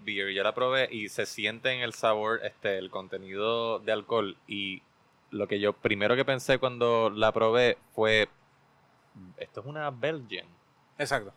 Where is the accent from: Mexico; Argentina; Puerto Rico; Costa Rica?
Puerto Rico; San Juan; yo me crié en Río Piedras, en Cupey específicamente